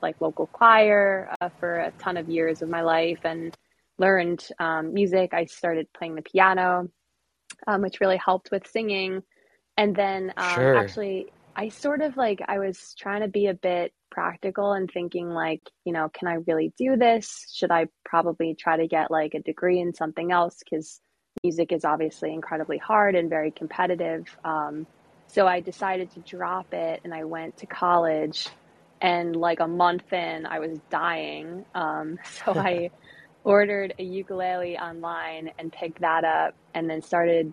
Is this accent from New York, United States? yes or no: yes; Long Island, New York, United States; now in New York City, United States; I grew up on Long Island in New York and live in New York City right now